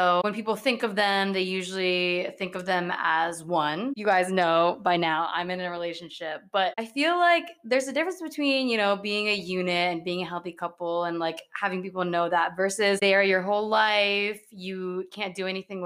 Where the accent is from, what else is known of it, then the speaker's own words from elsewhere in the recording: New Jersey, United States; I'm from New Jersey